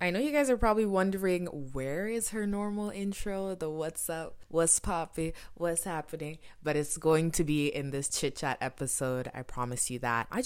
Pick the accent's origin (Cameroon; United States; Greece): Cameroon; I'm from Cameroon.